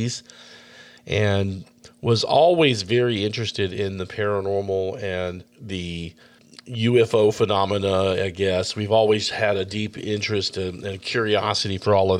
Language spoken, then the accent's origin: English; Austin, Texas, United States; here in my hometown of Austin, Texas